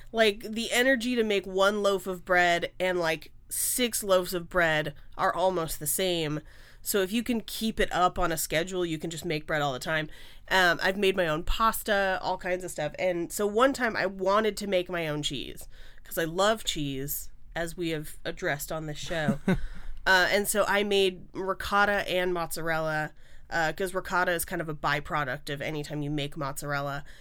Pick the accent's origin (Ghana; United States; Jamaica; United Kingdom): United States; Bay Area, California; now in Los Angeles, United States; I grew up in the Bay Area